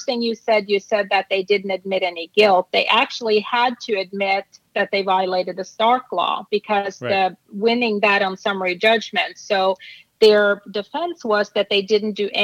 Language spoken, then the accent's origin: English; Norway; moved away; I'm from Norway